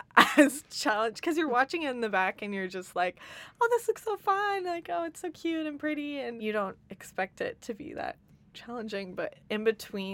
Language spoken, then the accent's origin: English; State College, Pennsylvania, United States; I'm from State College, Pennsylvania